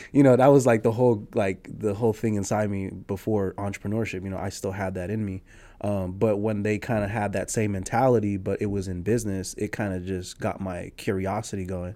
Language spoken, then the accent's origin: English; San Jose, California, United States; I'm a Nicaraguanse American, you know, born and raised in San Jose